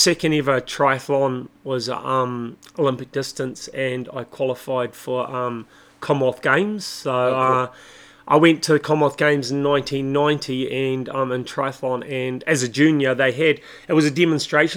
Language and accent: English; Christchurch, Canterbury, New Zealand; now in Taupo, New Zealand; I was born in Christchurch, New Zealand, but okay. I live in Taupo, New Zealand.